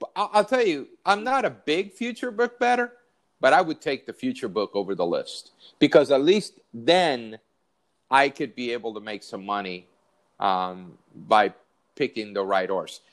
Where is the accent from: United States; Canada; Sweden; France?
United States; San Diego, California; moved away; I grew up in San Diego. My whole family still lives there